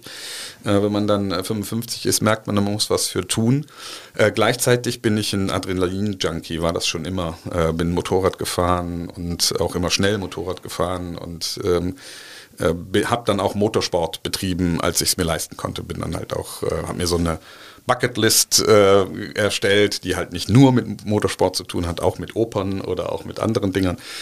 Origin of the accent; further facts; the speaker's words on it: Cologne, North Rhine-Westphalia, Germany; Ich bin eine Kölsche Jung, mag man von dem, von dem Namen her nicht glauben, aber ich bin tatsächlich in Hohenlind geboren